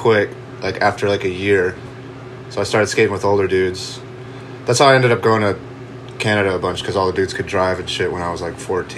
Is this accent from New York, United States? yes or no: yes; Buffalo, New York, United States; moved away as an adult; also born or lived in Charleston, South Carolina; I moved from Buffalo when I was like 19